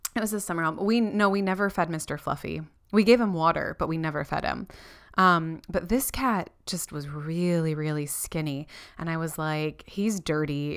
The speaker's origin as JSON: {"language": "English", "region": "Florida", "country": "United States", "tie": "born or raised there", "moved": "as an adult", "lives_now": "New Zealand", "said": "Renee and I didn't do that growing up in Florida"}